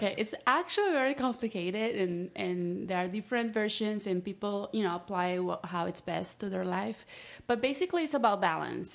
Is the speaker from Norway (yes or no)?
no; Peru; also born or lived in Florida, United States; now in Los Angeles, United States; born and raised in Peru